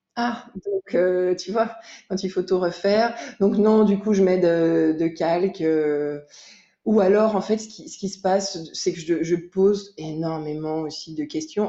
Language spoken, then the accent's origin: French; Jura, Bourgogne-Franche-Comté, France; j'ai grandi dans le Jura, dans un village